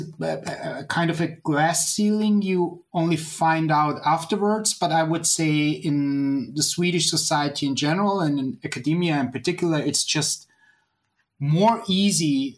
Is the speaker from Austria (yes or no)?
yes; Graz, Styria, Austria; moved away as an adult; also born or lived in Toronto, Canada / Stanford, United States; now in Linköping, Sweden; I'm born and raised in Austria. Parts of my family is also from the States, so I always had this kind of connection. And I studied mathematics and philosophy in my hometown, actually, at the University of Graz